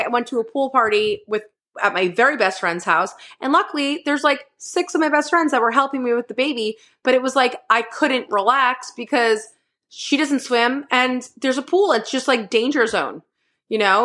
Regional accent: Northeast, United States; moved away; I grew up in the Northeast where it was, you can't go outside, it's fucking negative forty degrees

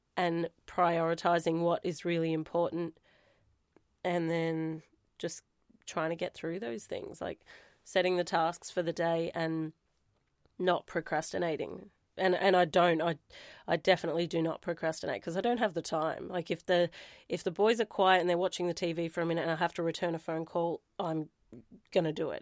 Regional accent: Warrnambool, Victoria, Australia; my hometown.

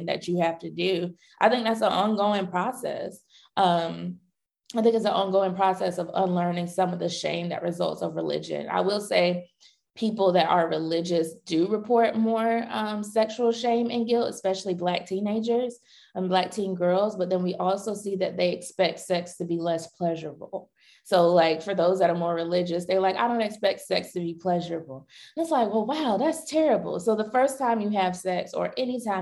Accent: North Carolina, United States; I grew up in North Carolina, so I was definitely in the Bible Belt.

